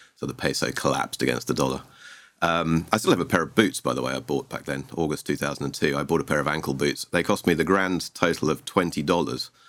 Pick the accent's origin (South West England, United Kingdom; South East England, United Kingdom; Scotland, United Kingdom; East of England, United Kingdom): South East England, United Kingdom; Sussex; moved away as an adult; now in Argentina; I hail from the U K originally. I'm English, from s, Southeast England, a place called Sussex.